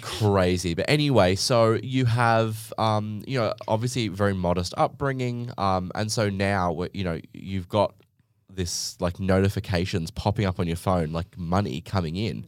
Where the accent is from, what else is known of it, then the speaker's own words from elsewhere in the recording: Gold Coast, Queensland, Australia; I'm from the Gold Coast in Australia